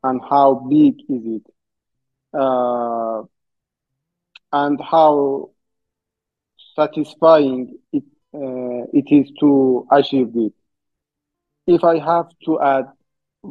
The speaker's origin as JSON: {"language": "English", "country": "Iran", "tie": "born or raised there"}